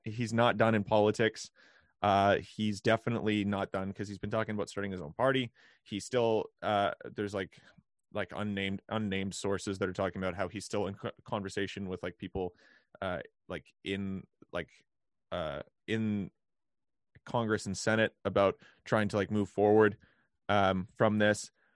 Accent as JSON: {"language": "English", "country": "Canada", "said": "as a Canadian"}